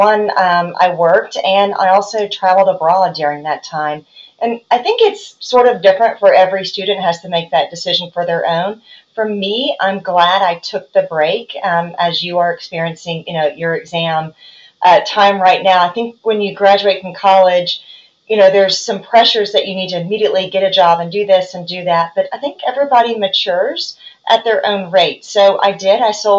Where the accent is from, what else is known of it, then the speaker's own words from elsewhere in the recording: Tennessee, United States; I mean, I'm from Tennessee.